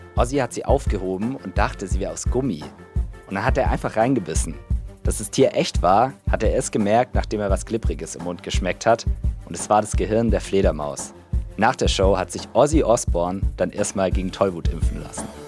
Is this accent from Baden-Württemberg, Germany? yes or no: yes; Swabia, Baden-Württemberg, Germany; accent: Swabian; In Schwaben, wo ich herkomme